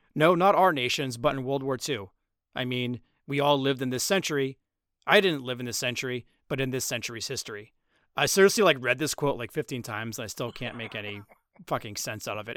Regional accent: Trenton, New Jersey, United States; Trenton, New Jersey, my hometown

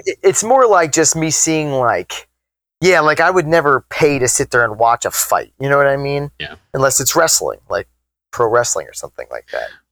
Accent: Long Island, New York, United States; growing up on Long Island, the city is just a train ride away

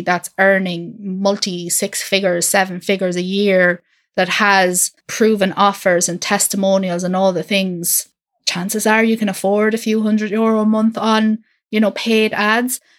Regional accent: Ireland; I'm from Ireland, I'm not in the U K.

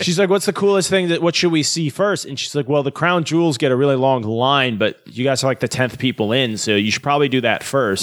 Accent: United States; as an American

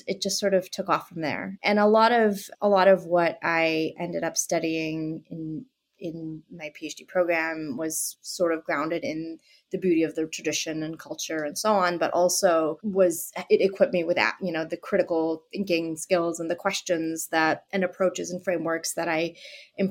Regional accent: Boston, Massachusetts, United States; I am from Boston, and I grew up in Boston

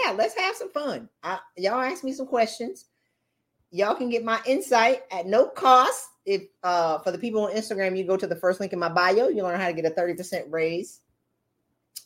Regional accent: the South, United States; moved away; my family gets out of the South

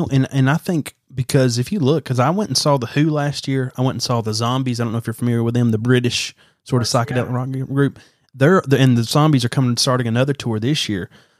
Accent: Alabama, United States; because I'm from Alabama.

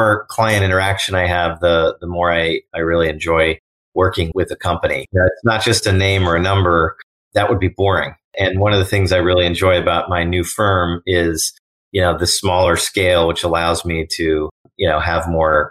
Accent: Oakland, California, United States; also born or lived in Berkeley / Palo Alto; I'm from the greater San Francisco Bay Area. I was born in Berkeley, raised in Oakland

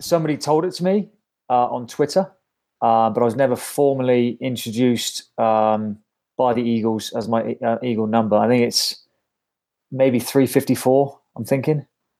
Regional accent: Bath, South West England, United Kingdom; moved away as an adult; also born or lived in Bristol / Exeter; now in United States; Yeah, I was born in Bristol, like 10 minutes away, and then basically bred in Bath. Went to school in Bath, did everything in Bath, played for Bath growing up, and then went to Exeter University and then moved over here for my grad work and for the last 18 years of my life.

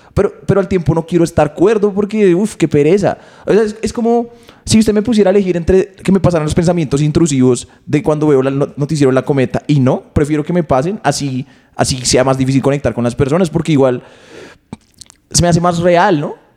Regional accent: Bogotá, Colombia; yo crecí acá en Bogotá

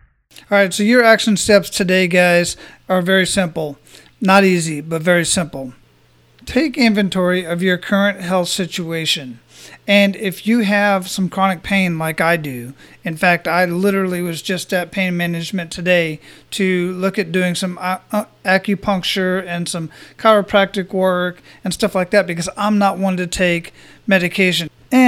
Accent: Phoenix, Arizona, United States; I was born and raised in Phoenix, Arizona, and I've been to 23 countries on 5 continents.

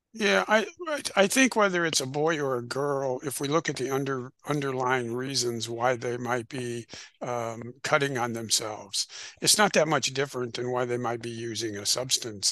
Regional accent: Illinois, United States; I'm originally from Illinois. Uh, in the Midwest in the United States

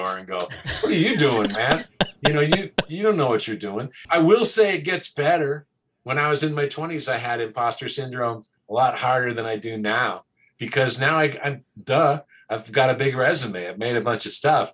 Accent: the Northwest, Pacific Northwest, United States; moved away as an adult; also born or lived in Portland, Oregon; now in Los Angeles, United States; I'm from the Northwest originally

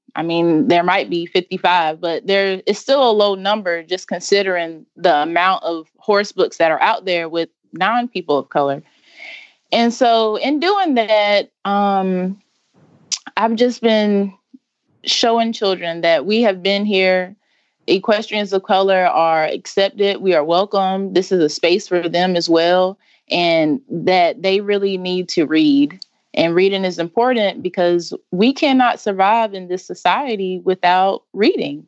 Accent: Wendell, North Carolina, United States; I'm from Wendell, North Carolina.

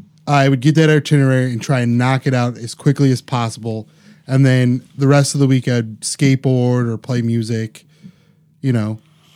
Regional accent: Parma, Ohio, United States; I grew up in Parma.

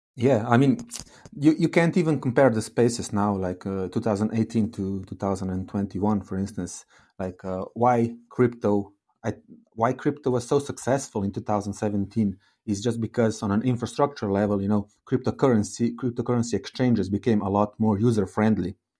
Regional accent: Slovenia; I come from Slovenia

